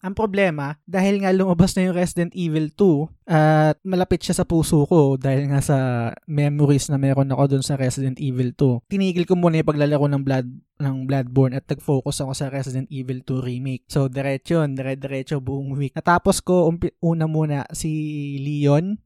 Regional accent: Vergara, Metro Manila, Philippines; Taga Vergara ako

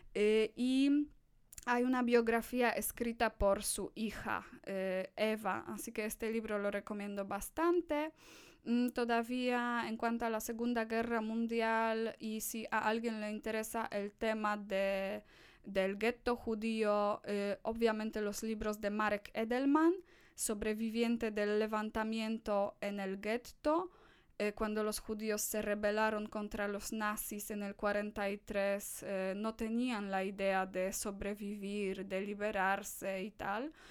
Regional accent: Poland; Spanish is a second language; soy una de las pocas polacas, polacos con los que eh, estas personas van a tener contacto en mi país

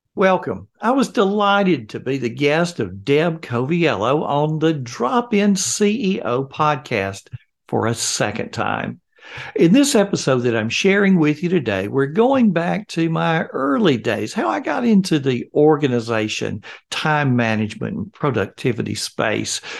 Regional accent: Alabama, United States; I have born and raised in Alabama

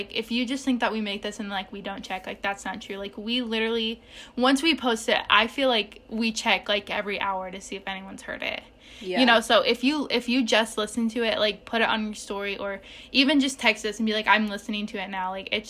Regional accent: United States; Just because I'm American.

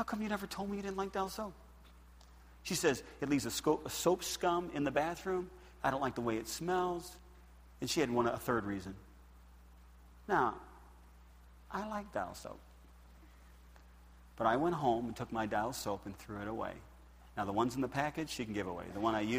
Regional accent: United States; I'm American

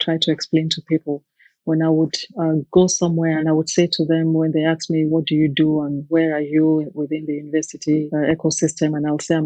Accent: Nigeria; moved away as an adult; now in United Kingdom; I grew up in Nigeria

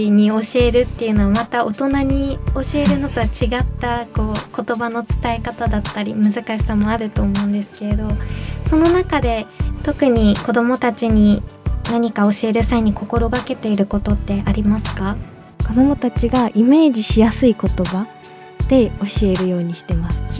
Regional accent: Miyagi, Japan; 生まれた場所はまた違うんですけど育った場所は宮城です

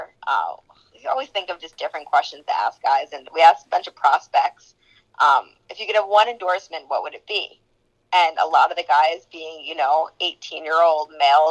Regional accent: New Jersey, United States; I grew up in New Jersey, but my dad's a New Yorker.

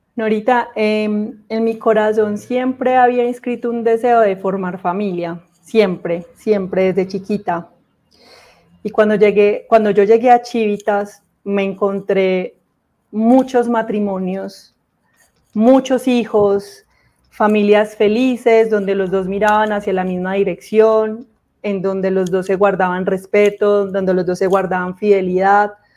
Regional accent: Armenia, Quindío, Colombia; soy de Armenia Quindío, del eje cafetero, un departamento muy, muy lindo de Colombia.

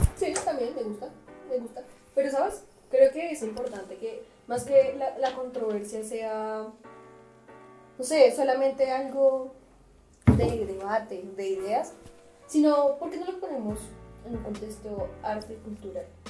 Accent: Bogotá, Colombia; como los bogotanos, como somos

